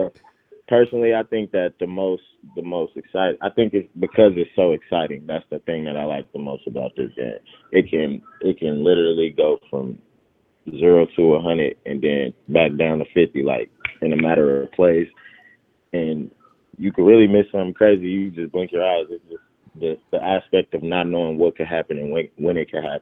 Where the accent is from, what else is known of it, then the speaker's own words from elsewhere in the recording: Oakland, California, United States; I would get to play professional football for my hometown